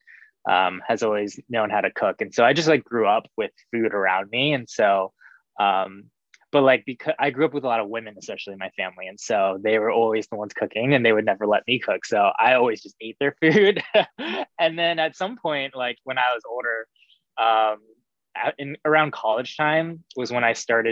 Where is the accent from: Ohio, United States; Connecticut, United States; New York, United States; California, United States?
Ohio, United States; Cincinnati; also born or lived in Texas; I grew up in Cincinnati